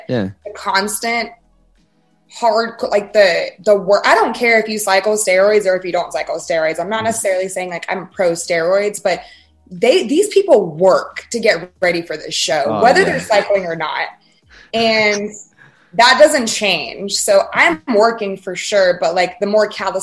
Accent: Fayetteville, Georgia, United States; I grew up in South Atlanta, so I've never experienced Atlanta, Fayetteville, Georgia

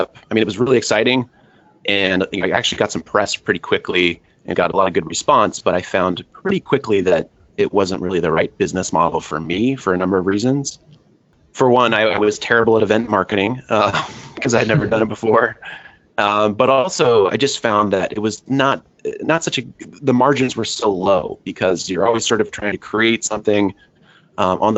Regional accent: California, United States; I'm from California. Lived in California all my life

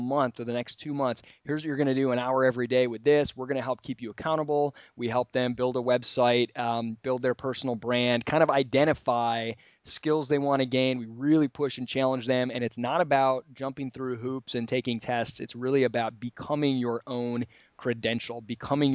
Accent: Michigan, United States; I'm being from Michigan

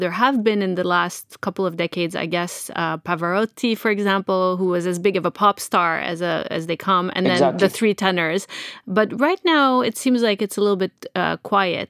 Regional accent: Quebec, Canada; my hometown of Quebec

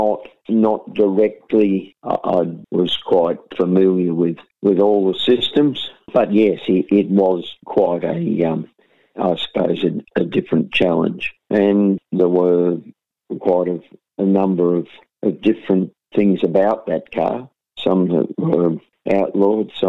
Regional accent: St Arnaud, Victoria, Australia; also born or lived in Melbourne; born and raised in St Arnold, Central Victoria

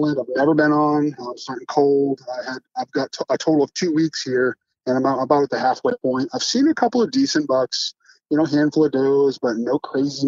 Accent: Maine, United States; moved away as an adult; now in Texas, United States; my family settled in Maine when I was a small child. So I lived most of my time in Maine

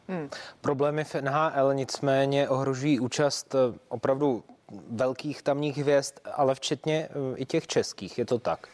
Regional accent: Czechia; protože jsme Češi

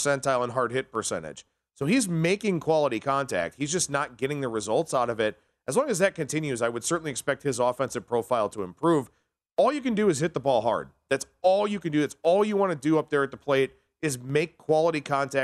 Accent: Cleveland, Ohio, United States; born or raised there

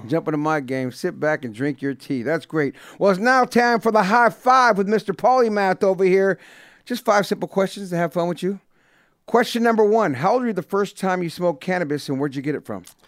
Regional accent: Bay Area, California, United States; I grew up in the Bay Area

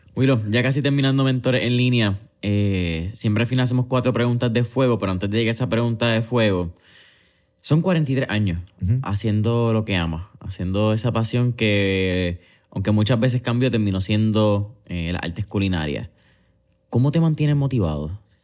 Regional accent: Puerto Rico; nuestro paladar como boricua

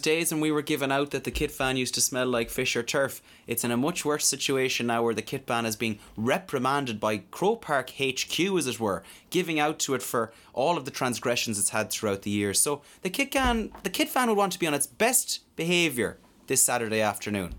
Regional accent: Mayo, Connacht, Ireland; I'm from Mayo

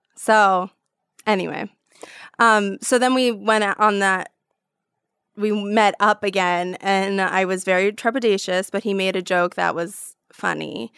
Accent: New York, United States; moved away; coming from New York

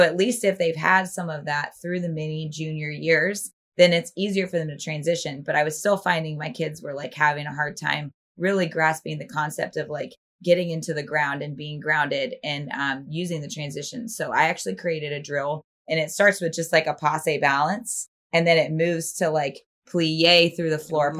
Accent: Northern Virginia, United States; I grew up in Northern Virginia, right outside of DC.

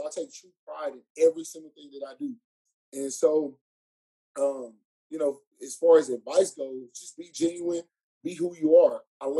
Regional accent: Dallas, Texas, United States; now in Houston, United States; I'm from Dallas, not far from home.

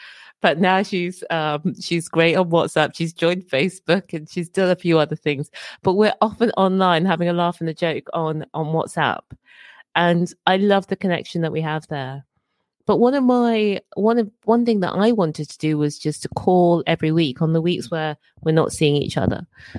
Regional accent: Birmingham, West Midlands, United Kingdom; also born or lived in Dorset / Edinburgh; I've lived in a number of places. I grew up in Birmingham. I was born in Dorset. My dad was in the army, grew up in Birmingham, and lived in Edinburgh for over 15 years.

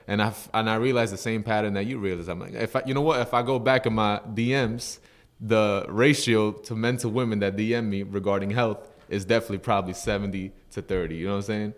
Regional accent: Yonkers, New York, United States; also born or lived in Bronx, New York; growing up in the States, Yonkers, New York

